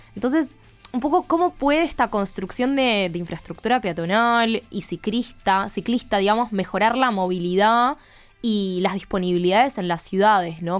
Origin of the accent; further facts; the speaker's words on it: Argentina; nosotras que somos de Argentina